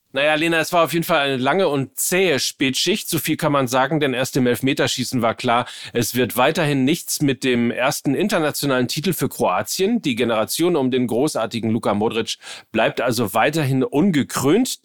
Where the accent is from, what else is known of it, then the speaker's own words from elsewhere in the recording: Gütersloh, North Rhine-Westphalia, Germany; meiner Heimatstadt Gütersloh